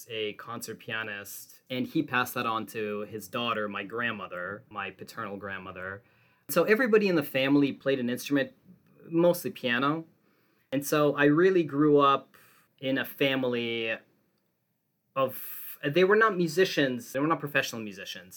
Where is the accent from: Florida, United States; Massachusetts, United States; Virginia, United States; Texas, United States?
Massachusetts, United States; Boston; also born or lived in Russia / Oberlin, Ohio / Tucson, Arizona / Berkeley, California; I was born in Russia, and then we moved to the Boston area in the mid-90s. And after graduating from high school in Boston